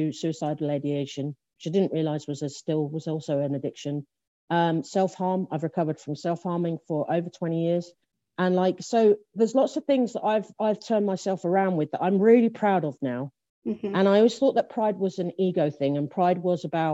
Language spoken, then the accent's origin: English; London, United Kingdom; the first place that I lived in South London is a place called Lea Green, which is in Lewisham in South London